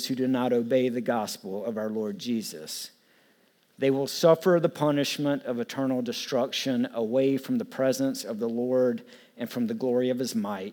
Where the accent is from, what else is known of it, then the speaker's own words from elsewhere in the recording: the South, near Florence, South Carolina, United States; I grew up in the South